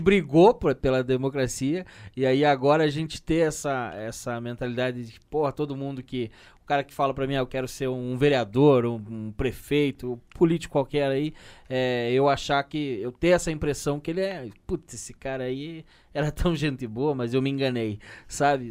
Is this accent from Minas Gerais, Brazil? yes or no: no; Curitiba, Paraná, Brazil; sempre que eu falo que sou de Curitiba